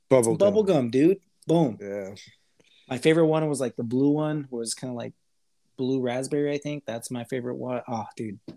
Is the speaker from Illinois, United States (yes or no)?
no; El Paso, Texas, United States; Or where we grew up in El Paso, Texas. It's a border city. Our parents are Hispanic.